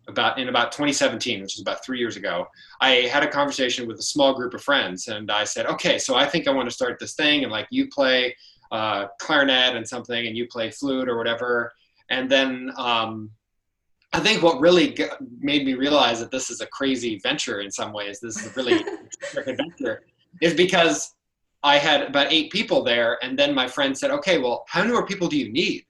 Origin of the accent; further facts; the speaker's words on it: Indianola, Iowa, United States; I'm from Indianola, Iowa. I'm from the Des Moines metro area.